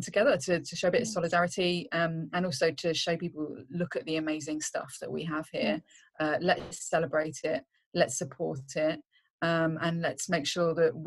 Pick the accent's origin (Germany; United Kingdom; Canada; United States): United Kingdom; Reading, South East England; moved away as an adult; now in North East England, United Kingdom; I'm originally from Reading, just like 25 miles or so outside London